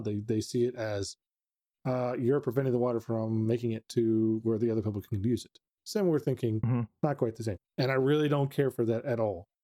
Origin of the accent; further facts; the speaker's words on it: Texas, United States; living in Texas, growing up in Texas